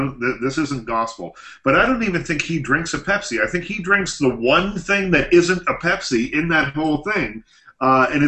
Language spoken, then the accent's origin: English; Nova Scotia, Canada; These are my people. I'm from Nova Scotia